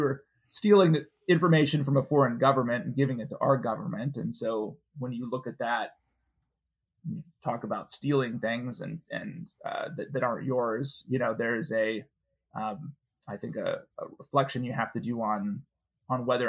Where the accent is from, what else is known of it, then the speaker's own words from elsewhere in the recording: Minneapolis, Minnesota, United States; moved away as an adult; also born or lived in Wheaton, Illinois; I grew up in Minneapolis, so I was a Midwesterner.